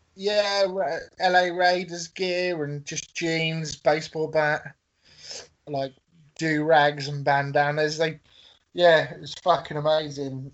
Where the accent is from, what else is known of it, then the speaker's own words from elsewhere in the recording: England, United Kingdom; I'm English